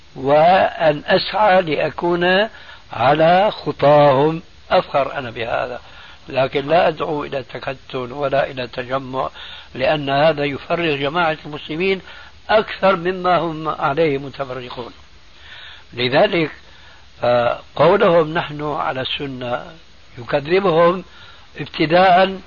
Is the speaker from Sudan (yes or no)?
no; Syria; بلدي يعني سوريا